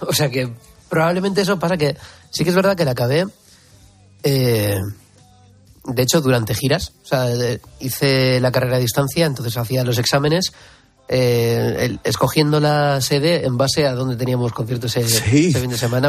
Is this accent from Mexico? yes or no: no; Bilbao, Basque Country, Spain; ya nací en Bilbao. Yo nací en Basurto